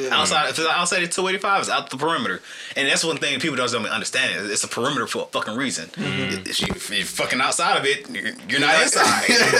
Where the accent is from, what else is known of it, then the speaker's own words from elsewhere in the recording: College Park, Georgia, United States; I'm from Atlanta. Like, proudly. Yeah, well, I'm from College Park.